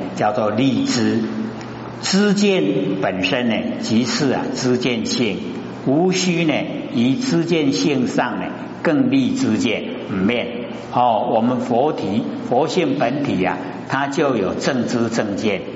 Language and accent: Chinese; Taiwan; 我们台湾话